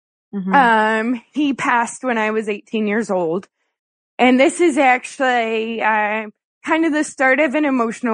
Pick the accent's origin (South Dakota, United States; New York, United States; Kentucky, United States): Kentucky, United States; I was born in Kentucky